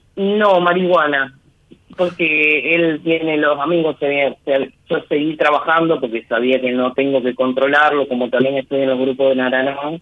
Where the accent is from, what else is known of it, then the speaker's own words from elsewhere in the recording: San Jorge, Santa Fe, Argentina; Yo soy de San Jorge, provincia de Santa Fe.